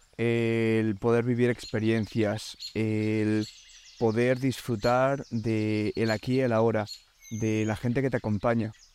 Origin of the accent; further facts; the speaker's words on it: Alicante, Valencian Community, Spain; moved away as an adult; now in Denmark; Llevo tres años viviendo en Dinamarca y vengo de Alicante, de España